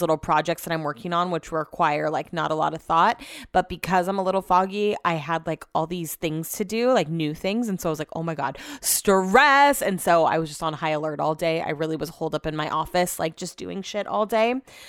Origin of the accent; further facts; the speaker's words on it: Utah, United States; I'm from Utah.